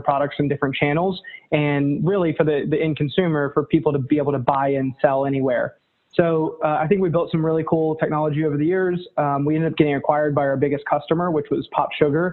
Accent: North Carolina, United States; now in New York, United States; Born and raised in North Carolina, live in New York now

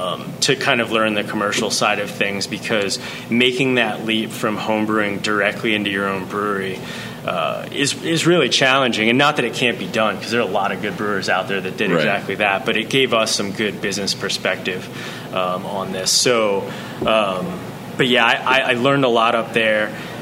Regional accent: Boonsboro, Maryland, United States; also born or lived in Vermont; We're all locals here. I grew up in the Boonesboro area. I went to school there.

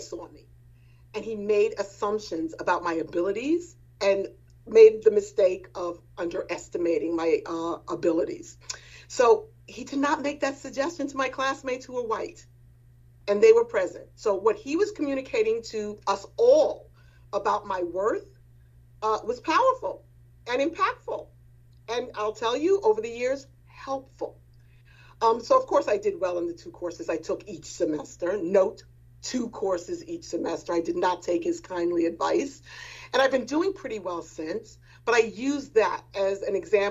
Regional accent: New York City, New York, United States; I grew up in Edenwald Houses, which is located in what is now called the Wakefield section of the Bronx

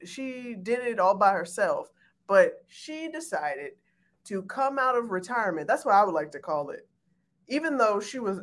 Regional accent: Chicago, Illinois, United States

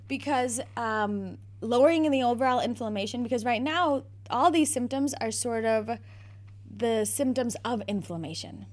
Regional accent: Naperville, Illinois, United States; also born or lived in South Bend, Indiana; I am, have been born and bred in Naperville, Illinois

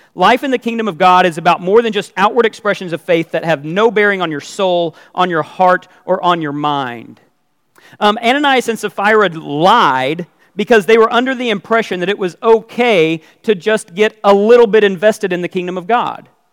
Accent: United States; I'm an American

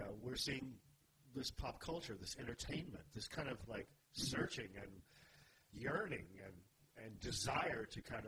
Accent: Texas, United States; growing up in Texas

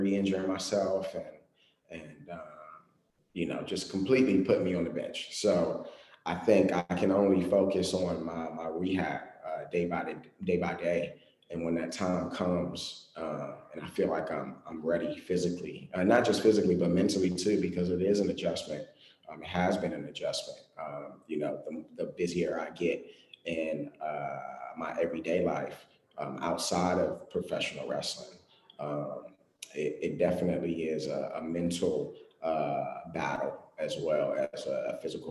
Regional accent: Washington, District of Columbia, United States; to come back in DC, you know, in my hometown

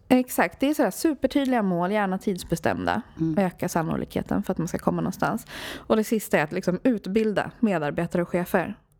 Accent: Sweden; born or raised there; also born or lived in Sri Lanka

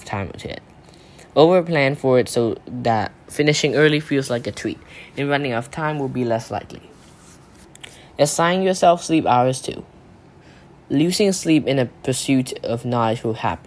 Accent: Thailand; from Thailand

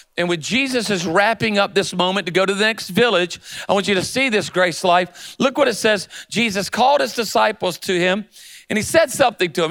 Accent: Myrtle Beach, South Carolina, United States; moved away as an adult; also born or lived in Charlotte, North Carolina / Louisiana; now in Birmingham, United States; I was born in Charlotte but raised in Myrtle Beach, South Carolina

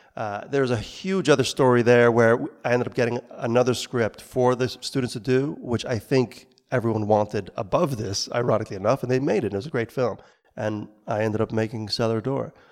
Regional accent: New York, United States; moved away as an adult; I grew up in New York, making films, trying to recreate what we saw on, in the, in the cinema at the time as teenagers in Brooklyn

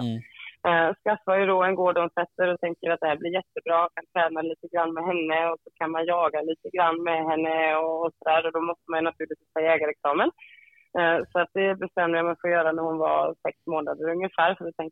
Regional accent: Dalarna County, Sweden; now in Gothenburg, Sweden; jag är ju från Dalarna kan man säga, eller jag är ju från Dalarna uppvuxen i skogen liksom, och naturen

